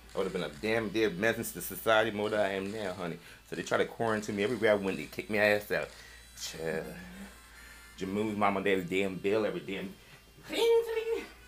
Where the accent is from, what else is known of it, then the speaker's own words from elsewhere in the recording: New York City, New York, United States; I'm from New York City